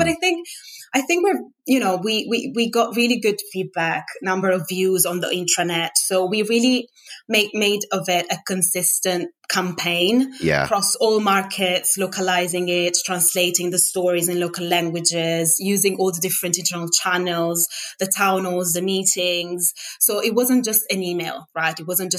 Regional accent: South Africa; born there; some people might know that I was born in South Africa.

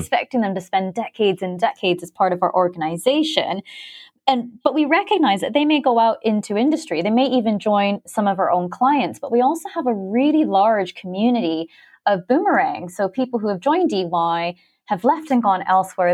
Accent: Philippines; also born or lived in Canada; now in London, United Kingdom; I was born in Canada, but I'm actually half Filipino, and I spent well over a decade growing up in the Philippines on a very small island

